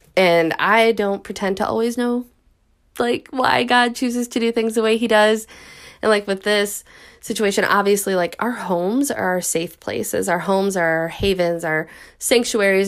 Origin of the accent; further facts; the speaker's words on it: Midwest, United States; I'm from the Midwest